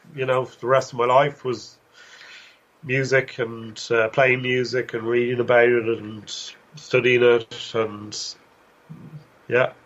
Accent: Dublin, Leinster, Ireland; now in Limerick, Ireland; I grew up in Dublin

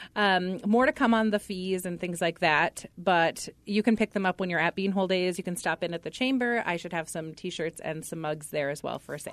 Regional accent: Pequot Lakes, Minnesota, United States; moved away as an adult; I was born and raised in Pequot and went to school kindergarten through twelfth grade at Pequot Lakes

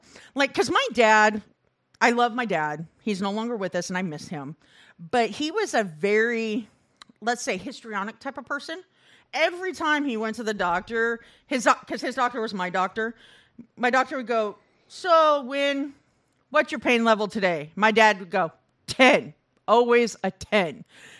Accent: Midwest, United States; I grew up in the Midwest.

